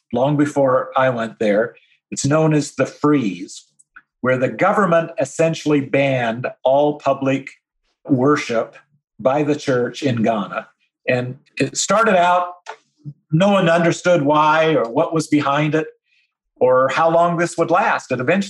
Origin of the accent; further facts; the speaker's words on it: Utah, United States; moved away as an adult; also born or lived in Southern US; I grew up in Utah, I just lived in the South for 25 years